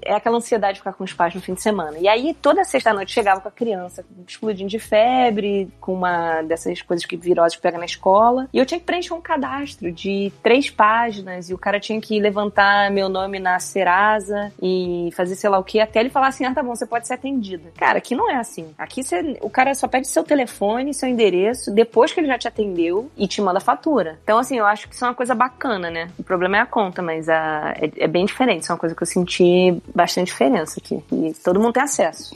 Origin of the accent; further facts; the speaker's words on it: Rio de Janeiro, Brazil; moved away; eu sou do Rio de Janeiro